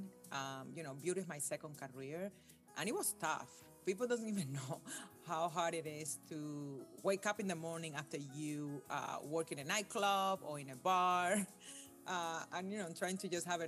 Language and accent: English; Cuba; born or raised there; now in United States